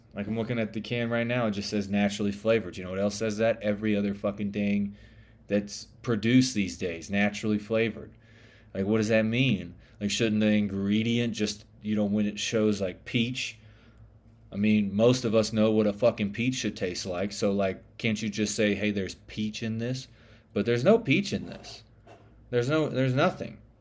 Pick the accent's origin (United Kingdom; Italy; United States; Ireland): United States; the South; accent: Southern; I'm from the South, which you can probably tell by my accent